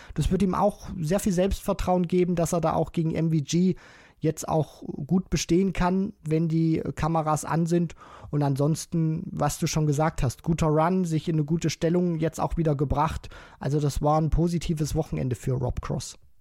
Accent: Germany; wir ja als Deutsche

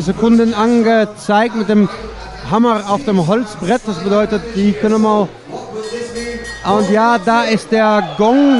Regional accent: Netherlands; moved away; ich komme aus Holland

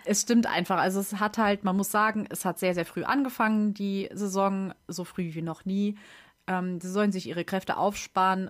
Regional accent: Germany; als Deutscher

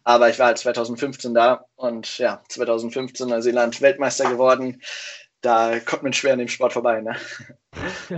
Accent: Hanover, Lower Saxony, Germany; moved away as an adult; also born or lived in Whakatane, New Zealand; now in Kiel, Germany; Ich komme eigentlich aus Hannover

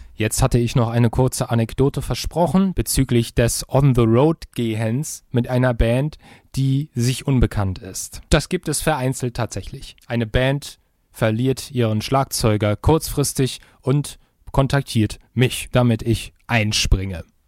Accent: Germany; ich als Deutscher kann ungefähr ein Wort Russisch

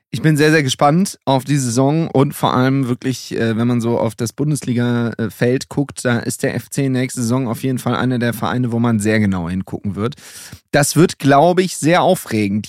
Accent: Düsseldorf, North Rhine-Westphalia, Germany; ich komme aus Düsseldorf

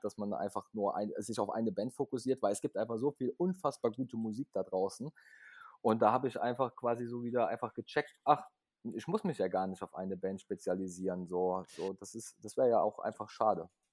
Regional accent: Leipzig, Saxony, Germany; Ich komme aus Leipzig, bin auch geboren in Leipzig.

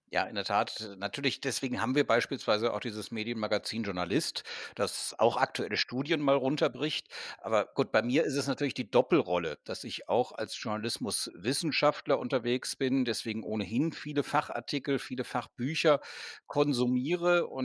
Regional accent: Cologne, North Rhine-Westphalia, Germany; also ich komme aus Köln. Wir haben beispielsweise den Kölnberg, wir haben äh, Chorweiler

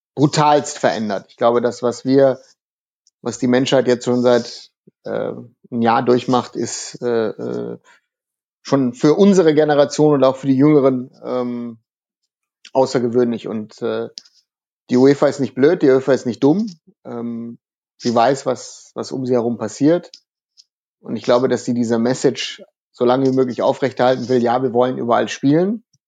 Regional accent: North Rhine-Westphalia, Germany; bei uns im Westen von Deutschland in Nordrhein-Westfalen

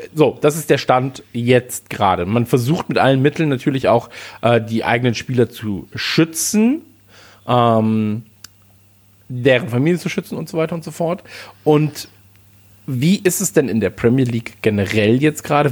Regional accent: Krefeld, North Rhine-Westphalia, Germany; ich bin ja in der Eishockeystadt groß geworden damals. Also in Krefeld

